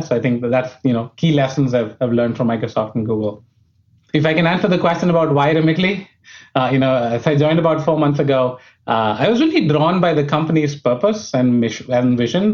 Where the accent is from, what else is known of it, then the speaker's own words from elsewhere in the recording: New Delhi, Delhi, India; moved away as an adult; I was born in India, uh, brought up in New Delhi, which was the capital